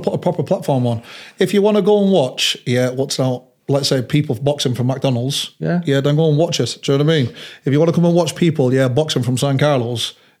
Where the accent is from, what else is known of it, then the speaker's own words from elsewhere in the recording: Manchester, North West England, United Kingdom; we've got places where they're going to have them in the bars here in Manchester, my hometown.